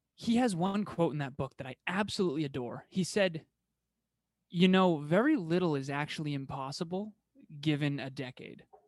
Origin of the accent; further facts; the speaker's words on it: Massachusetts, United States; first language English; born in Massachusetts, like I was